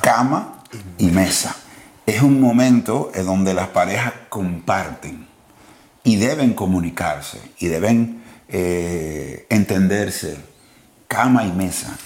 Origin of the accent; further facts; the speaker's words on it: Dominican Republic; hablo como dominicano